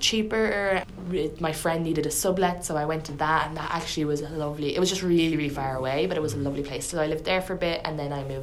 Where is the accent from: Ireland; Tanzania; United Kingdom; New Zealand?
Ireland; moved away; You don't sound Irish, your accent